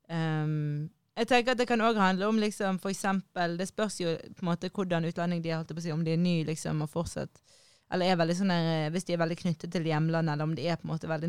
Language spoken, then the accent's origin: Norwegian; Norway; jeg er jo norsk, så på en måte hvilke blindspots har jeg?